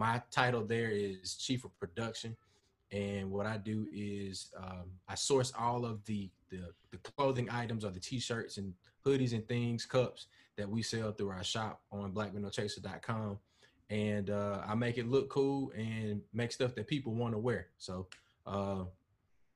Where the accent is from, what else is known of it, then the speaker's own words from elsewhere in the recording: Mobile, Alabama, United States; moved away as an adult; now in Mississippi, United States; I'm originally from Mobile, Alabama, got to Mississippi in 1999 and basically never left